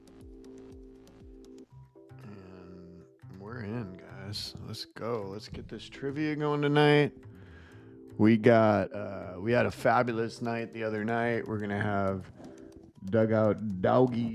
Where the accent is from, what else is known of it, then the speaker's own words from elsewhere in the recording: Midwest, United States; moved away; I grew up in the Midwest